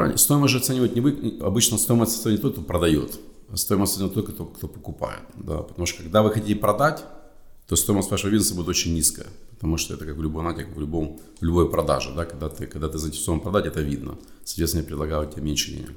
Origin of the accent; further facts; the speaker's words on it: Kharkiv, Kharkiv Oblast, Ukraine; moved away; also born or lived in United States; я сам э, с Украины, с города Харькова